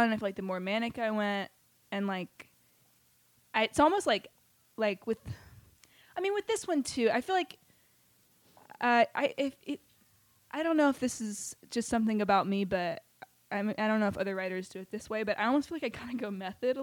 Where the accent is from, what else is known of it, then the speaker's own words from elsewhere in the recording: the South, United States; being a Southerner. And I always wanted to leave the South. Like, from, like first grade